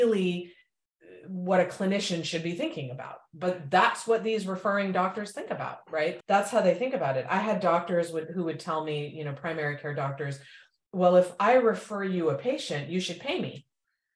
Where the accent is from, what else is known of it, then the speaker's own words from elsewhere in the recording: India; moved away; I'm from India